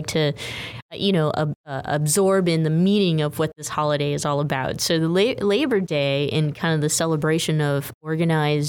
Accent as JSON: {"language": "English", "area": "Central Valley", "region": "California", "country": "United States", "tie": "born or raised there", "said": "we grew up in the Central Valley area"}